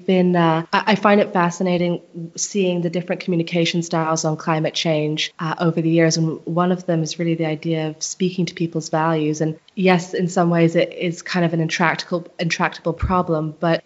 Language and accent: English; Barbados; moved away; I come from Barbados in the Caribbean, and I haven't lived there for a long time